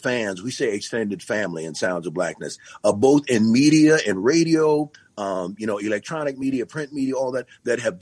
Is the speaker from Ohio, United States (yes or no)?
no; Yonkers, New York, United States; now in Minneapolis, United States; I'm a proud native, actually born and raised in Yonkers, New York